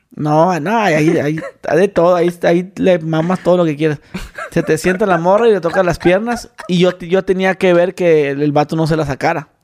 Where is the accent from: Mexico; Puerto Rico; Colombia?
Mexico; Mexicali, Baja California; soy de Mexicali